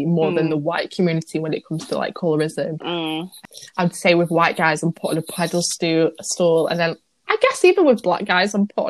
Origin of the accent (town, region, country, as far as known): England, United Kingdom